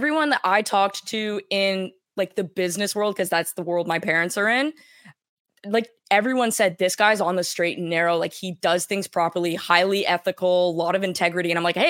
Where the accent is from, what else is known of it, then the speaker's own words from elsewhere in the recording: Canada; we're Canadian.